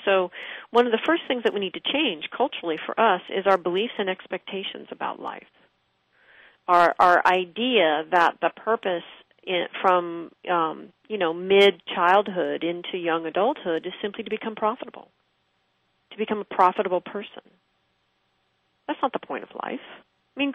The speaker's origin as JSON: {"language": "English", "town": "Pittsburgh", "region": "Pennsylvania", "country": "United States"}